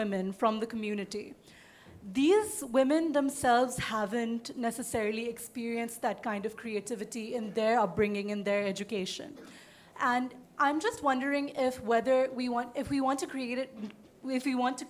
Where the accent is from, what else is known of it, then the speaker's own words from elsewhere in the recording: Pakistan; I'm from Pakistan, and I work with TCF